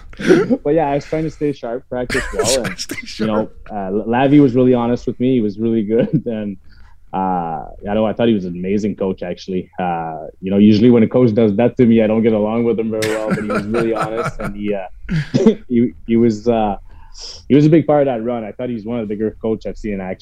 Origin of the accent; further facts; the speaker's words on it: Montreal, Quebec, Canada; playing my hometown for a full year